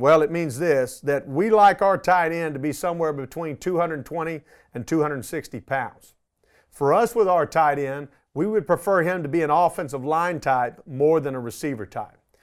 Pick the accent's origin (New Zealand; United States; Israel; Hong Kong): United States; Arlington, Texas; I was born in Arlington, Texas. Um, I grew up here